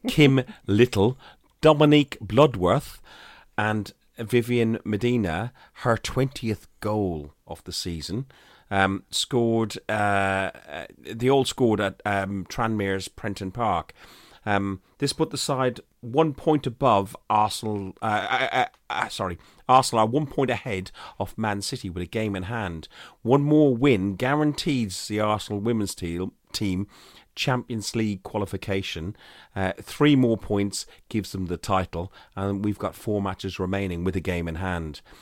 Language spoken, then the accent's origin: English; Ireland; moved away as an adult; now in United Kingdom; as an Irishman